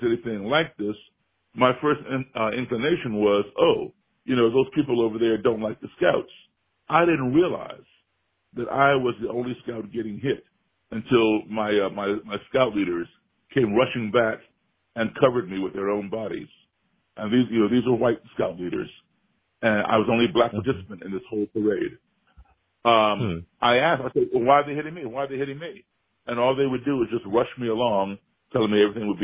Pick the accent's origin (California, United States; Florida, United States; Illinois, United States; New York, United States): Illinois, United States; Chicago; my hometown Chicago